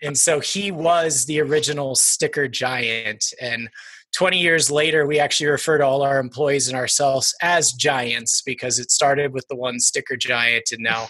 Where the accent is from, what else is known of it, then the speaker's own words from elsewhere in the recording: Longmont, Colorado, United States; Yeah, well, I feel like I'm a Longmont native, but I'm not technically. I was born into the Air Force life. My father was a major in the Air Force, so I've lived a little bit of everywhere, but we landed in Colorado when I was 9